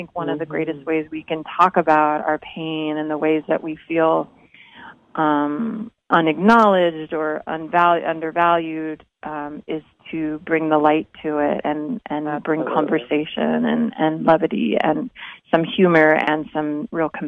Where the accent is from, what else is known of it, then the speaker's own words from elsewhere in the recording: Orange County, California, United States; I grew up in Orange County